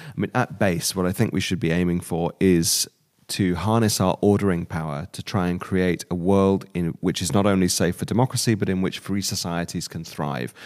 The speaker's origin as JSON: {"language": "English", "country": "United Kingdom", "tie": "born or raised there", "moved": "yes", "lives_now": "Germany", "said": "as a Brit growing up"}